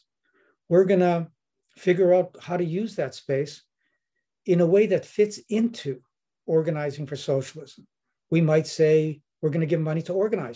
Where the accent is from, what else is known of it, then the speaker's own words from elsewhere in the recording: Winnipeg, Manitoba, Canada; I'm from Winnipeg